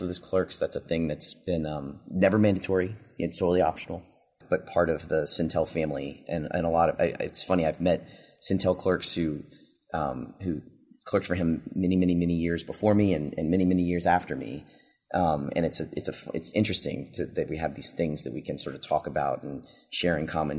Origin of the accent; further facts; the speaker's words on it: Virginia, United States; moved away as an adult; now in Texas, United States; I grew up in Virginia and my family's in Virginia